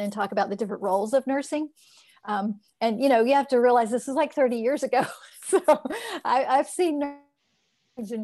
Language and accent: English; Florida, United States; I grew up in Florida